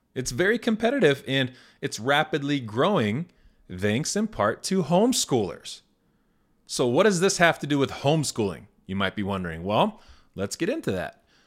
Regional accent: Indiana, United States; born or raised there

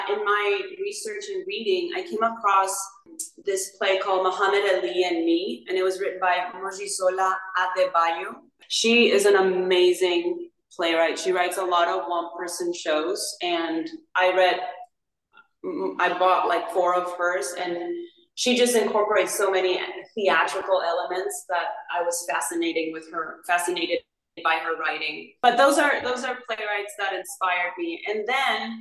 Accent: Paraguay; moved away; I'm from Paraguay

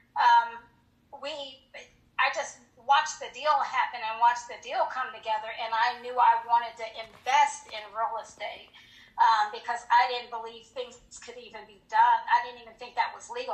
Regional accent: Colorado Springs, Colorado, United States; moved away as an adult; also born or lived in Hinesville, Georgia; I was from Colorado Springs and I married a uh, military, my husband, Gregory

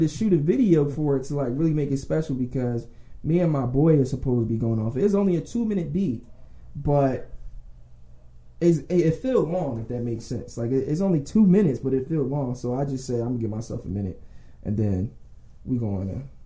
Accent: Philadelphia, Pennsylvania, United States; I'm from Philly, up top, um, West Oak Lane. Um, my mom pretty much raised me for real.

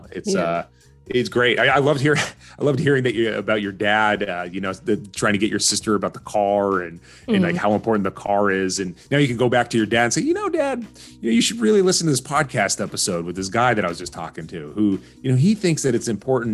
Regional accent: Orange County, California, United States; first language Arabic; English is a second language; I was wanting to be white growing up in Orange County

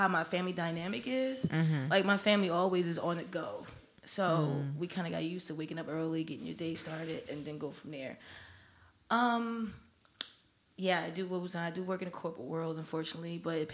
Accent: New Jersey, United States; my hometown and home state of New Jersey, a.k.a. Jersey

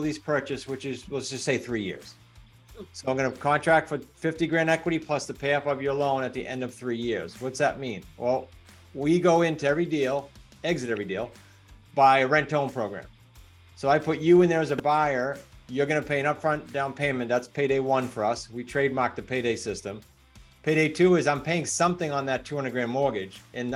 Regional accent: New England, United States; I'm from New England, so I talk fast.

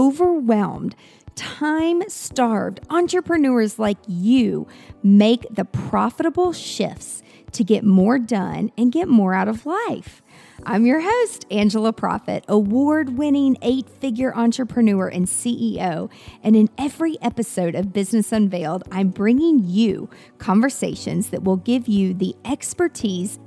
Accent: Nashville, Tennessee, United States; my hometown, Nashville, Tennessee

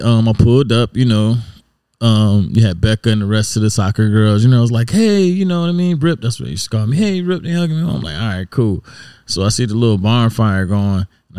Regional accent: Savannah, Georgia, United States; So I'm away from Savannah, freshman year.

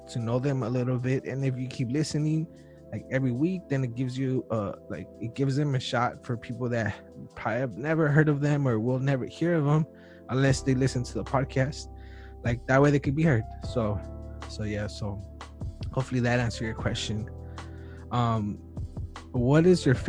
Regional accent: Wilmington, United States; I'm from Wilmington

